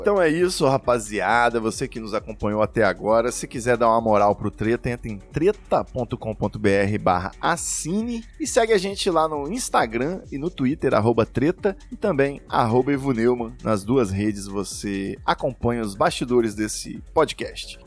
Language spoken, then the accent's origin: Portuguese; Rio de Janeiro, Brazil; now in São Paulo, Brazil; Do Rio de Janeiro